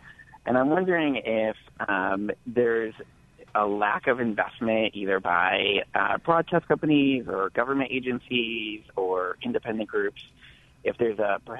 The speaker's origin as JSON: {"language": "English", "town": "Chicago", "region": "Illinois", "country": "United States", "moved": "yes", "lives_now": "Jackson, United States", "said": "So I'm originally from Chicagoland"}